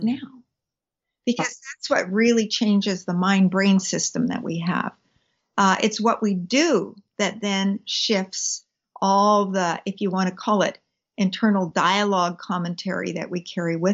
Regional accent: British Columbia, Canada; I'm a British Columbian, a Canadian by background. Mm-hmm. I was born here, and I have lived here all my life

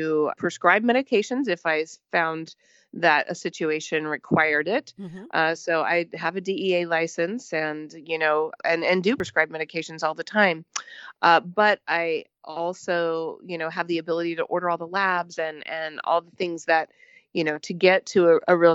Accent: Southern Missouri, United States; moved away as an adult; I was originally from Southern Missouri and got my undergraduate education there

